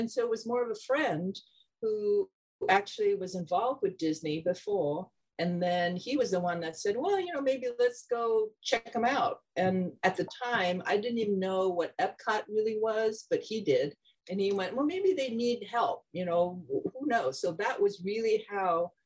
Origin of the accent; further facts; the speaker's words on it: Hong Kong; moved away; growing up in Hong Kong